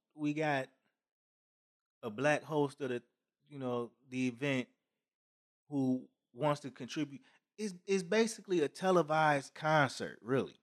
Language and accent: English; United States; we're all Americans